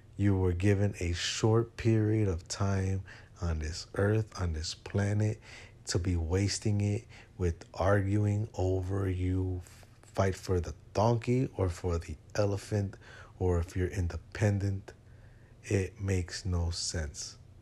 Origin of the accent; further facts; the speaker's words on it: Chicago, Illinois, United States; moved away; my hometown of Chicago. I'm not there anymore.